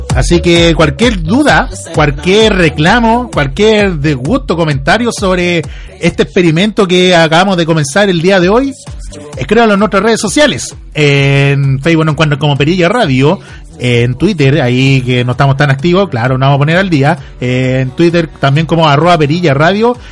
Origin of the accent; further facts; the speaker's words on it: Chile; que vienen muchas bandas a Chile a visitarnos, eh, somos el oasis de Sudamérica